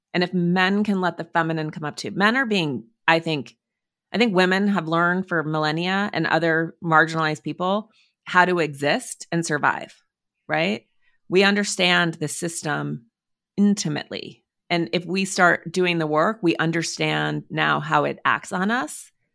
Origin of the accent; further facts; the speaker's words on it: Montana, United States; I grew up in Montana, in the woods